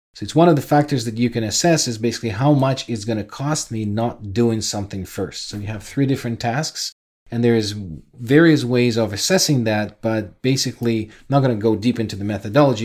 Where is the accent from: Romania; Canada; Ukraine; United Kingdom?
Ukraine; moved away; I'm originally from Ukraine